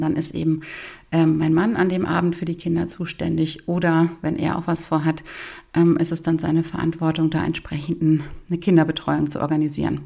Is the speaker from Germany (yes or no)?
yes; Bavaria, Germany; bei uns in Bayern